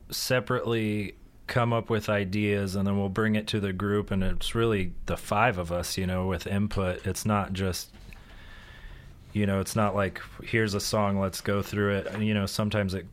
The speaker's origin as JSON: {"language": "English", "town": "Newburg", "region": "Missouri", "country": "United States", "said": "I'm from just outside of Rolla, Missouri."}